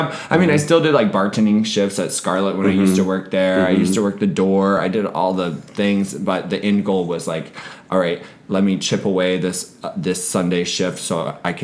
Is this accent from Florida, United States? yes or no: yes; Florida, United States; now in Chicago, United States; growing up in Florida